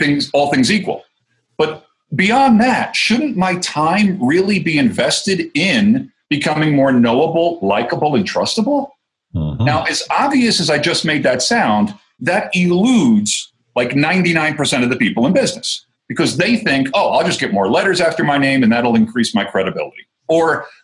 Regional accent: New Jersey, United States; accent: Jersey; moved away as an adult; now in Colorado, United States; I'm originally from New Jersey. I got moved to Colorado 12 years ago

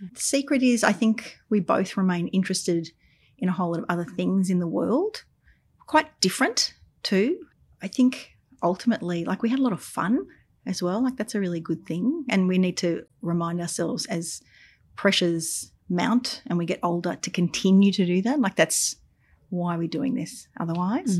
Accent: Albury, New South Wales, Australia; now in Melbourne, Australia; I grew up in Albury on the Murray River.

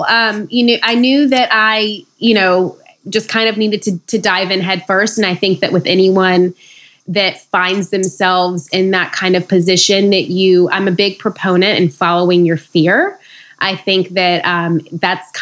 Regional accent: Nashville, Tennessee, United States; moved away as an adult; also born or lived in McMinnville, Tennessee / New York City; now in Los Angeles, United States; I was born and raised in Nashville, Tennessee, but have since moved to the sunny city of Los Angeles

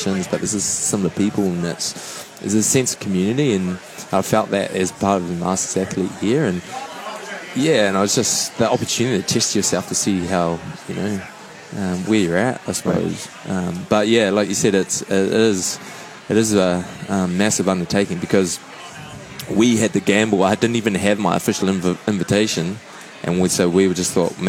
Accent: New Zealand; New Zealand

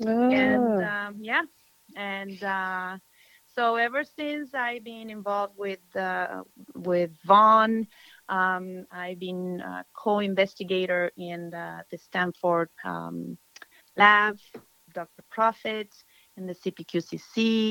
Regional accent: Argentina; moved away as an adult; also born or lived in Buenos Aires / Brazil; now in United States; I am from Argentina

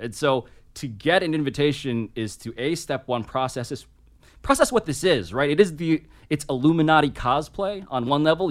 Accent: New York City, New York, United States; Grew up in Manhattan, born and raised, first person in my family, born in America

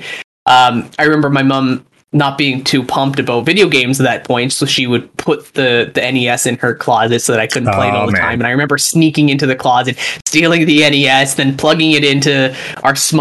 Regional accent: Calgary, Alberta, Canada; moved away as an adult; also born or lived in Edinburgh, Scotland / Toronto; I moved back to my home city of Calgary.

